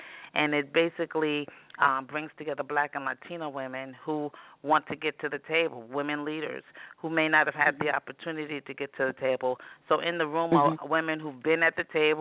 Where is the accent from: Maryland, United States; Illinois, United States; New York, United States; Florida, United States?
New York, United States; New York City; I grew up in New York City. I'm a native New Yorker.